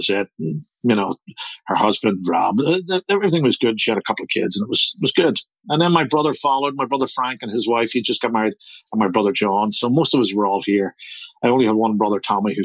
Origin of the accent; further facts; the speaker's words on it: Belfast, Northern Ireland, United Kingdom; now in Toronto, Canada; I was brought up in the Divis Flats.